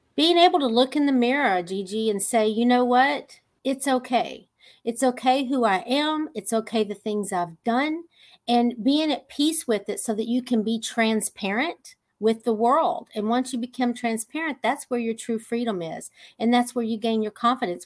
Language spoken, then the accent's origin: English; Texas, United States; I'm just a simple little country girl from Texas